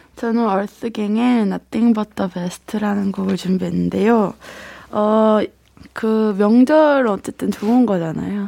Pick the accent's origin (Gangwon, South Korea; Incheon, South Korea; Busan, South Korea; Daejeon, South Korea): Daejeon, South Korea; 저는 대전이에요.